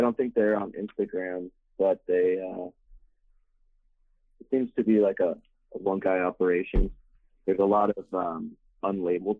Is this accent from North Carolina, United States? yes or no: no; San Clemente, California, United States; moved away as an adult; also born or lived in Corona, California; now in Riverside, United States; I'm originally from Orange County